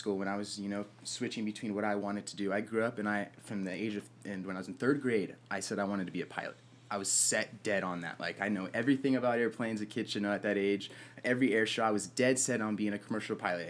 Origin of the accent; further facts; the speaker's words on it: Murrieta, California, United States; also born or lived in Huntington Beach, California; I got back to my hometown, Marietta, California is where I'm from